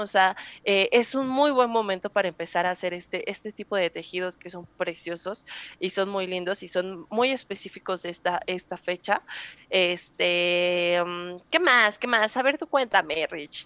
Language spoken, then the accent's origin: Spanish; Mexico; nosotros como mexicanos